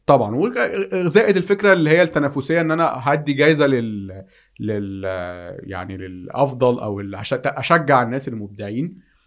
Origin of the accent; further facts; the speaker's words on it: Egypt; عندنا في مصر